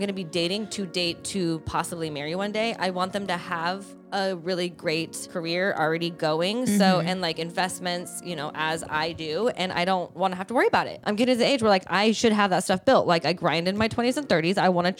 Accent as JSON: {"language": "English", "country": "Greece", "said": "So I like olives. I'm from Greece."}